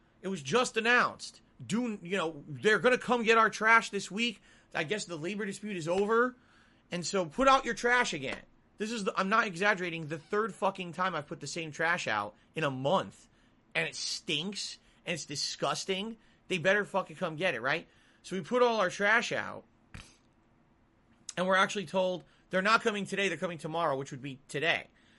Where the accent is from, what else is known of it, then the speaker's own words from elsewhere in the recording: Connecticut, United States; I came from Connecticut, and in Connecticut, there'd be feet of snow on the ground